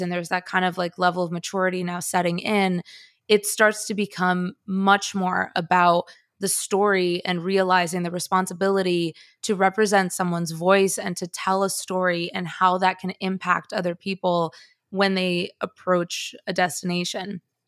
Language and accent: English; Chicago, Illinois, United States; also born or lived in Bogota, Colombia; I am Colombian. I hold dual citizenship. I was born in Bogota. My family's Colombian. My relatives are Colombian. I have this whole well of sort of Colombian culture to pull from. And yet, I grew up in Chicago and I don't have an accent.